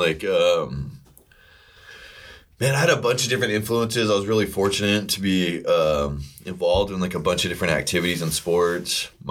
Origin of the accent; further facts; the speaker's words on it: Corpus Christi, Texas, United States; So I was born and raised here in Corpus Christi. I stayed here until I was like 18 years old. Went to middle school, elementary, kindergarten, like everything.